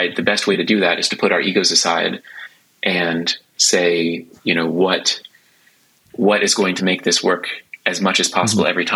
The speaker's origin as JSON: {"language": "English", "country": "United States", "moved": "yes", "lives_now": "Stockholm, Sweden", "said": "being an American"}